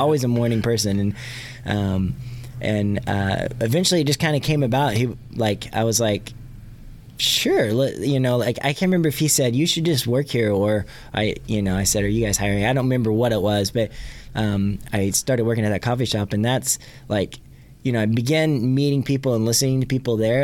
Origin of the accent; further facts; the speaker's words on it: Catoosa, Oklahoma, United States; also born or lived in Tulsa; my hometown of Catoosa, where I grew up